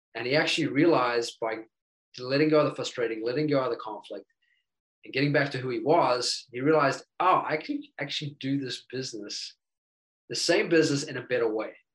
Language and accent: English; New Zealand; now in United States; I'm originally from New Zealand